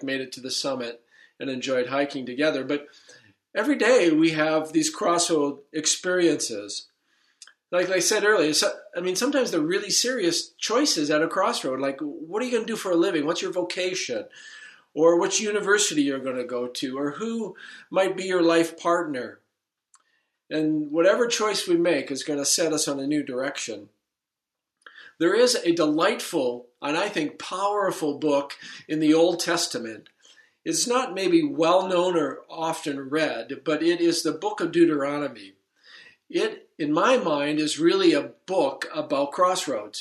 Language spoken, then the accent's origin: English; Surrey, British Columbia, Canada; moved away as an adult; also born or lived in Saskatoon / Strathmore, Alberta; now in Grand Rapids, United States; I'm a Canadian. I grew up on the West Coast in Surrey